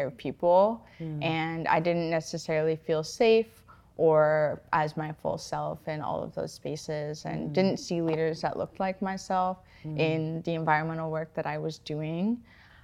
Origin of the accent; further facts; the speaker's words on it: California, United States; moved away as an adult; now in Seattle, United States; I was born and raised in California and moved out here, oh my gosh, like 8 years ago now to go to school at the University of Washington